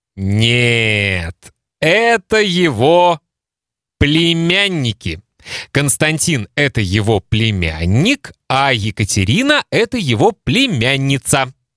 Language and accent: Russian; Kaliningrad, Kaliningrad Oblast, Russia; first language Russian; moved away as an adult; now in Lithuania; Мои мама и папа познакомились в России, в Калининграде. Там родился я